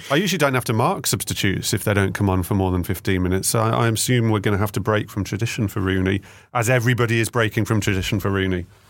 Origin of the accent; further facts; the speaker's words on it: the Midlands, England, United Kingdom; I'm from the Midlands